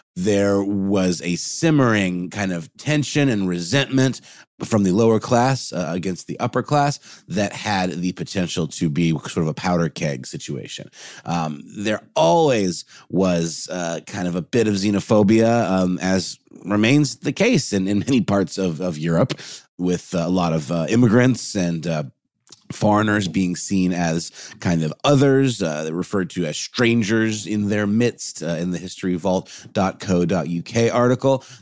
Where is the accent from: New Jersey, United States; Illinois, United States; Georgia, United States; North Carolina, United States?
Georgia, United States; Augusta; now in Atlanta, United States; I'm from Augusta, Georgia